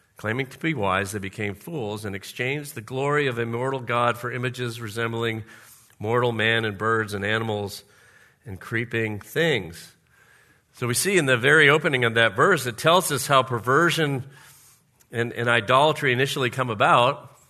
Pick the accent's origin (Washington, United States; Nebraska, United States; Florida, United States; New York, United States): Florida, United States; we used to have a pool in our backyard when I grew up in Florida